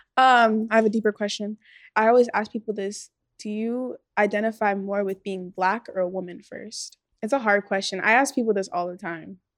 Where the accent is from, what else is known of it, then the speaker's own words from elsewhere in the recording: Los Angeles, California, United States; we grew up in the valley, like, we grew up in Chatsworth